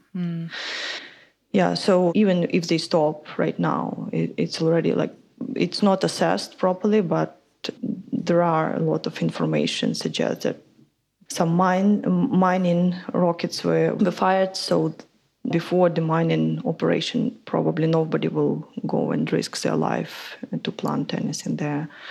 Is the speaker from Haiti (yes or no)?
no; Ukraine; moved away as an adult; also born or lived in London; I come from Ukraine and I did an environmental studies back in Ukraine